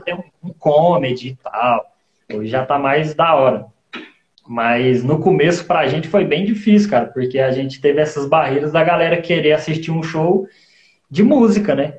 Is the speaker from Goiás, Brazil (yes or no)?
yes; Goiânia, Goiás, Brazil; moved away as an adult; also born or lived in Rio de Janeiro; now in Guarulhos, Brazil; Eu, eu nasci no Rio de Janeiro, com cinco anos eu fui para Goiânia e ah. agora eu tô aqui em Guarulhos.